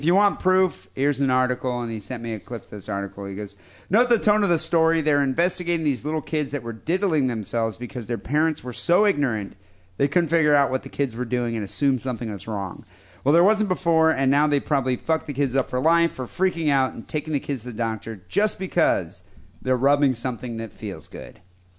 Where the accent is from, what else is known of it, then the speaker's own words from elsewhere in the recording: Perth, Western Australia, Australia; Greetings from Perth. … I am from Perth, Western Australia.